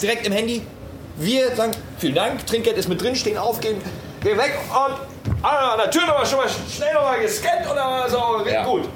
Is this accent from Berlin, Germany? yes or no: no; Münsterland, North Rhine-Westphalia, Germany; moved away; aus meiner ähm, Hometown, also ich komme aus Münsterland